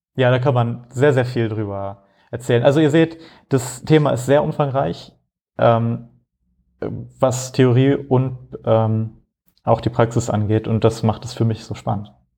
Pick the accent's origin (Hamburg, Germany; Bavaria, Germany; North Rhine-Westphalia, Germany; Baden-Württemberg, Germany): Hamburg, Germany; moved away as an adult; also born or lived in Frankfurt; now in Rotterdam, Netherlands; Ich komme eigentlich aus Hamburg